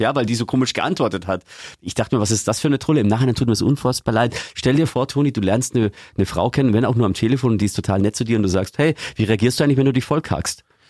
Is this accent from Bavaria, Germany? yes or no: yes; Eggenfelden, Bavaria, Germany; Eggenfelden in Niederbayern, wo ich herkomme